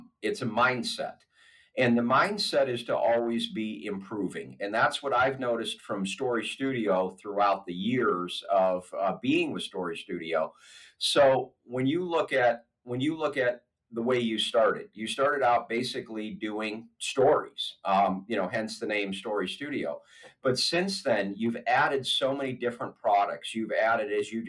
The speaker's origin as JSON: {"language": "English", "town": "Erie", "region": "Pennsylvania", "country": "United States", "moved": "yes", "lives_now": "Pittsburgh, United States", "said": "I'm originally from Erie, Pennsylvania"}